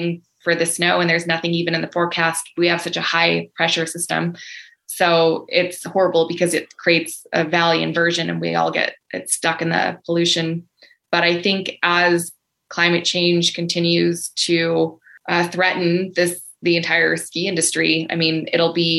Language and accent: English; United States; as an American traveler with a US passport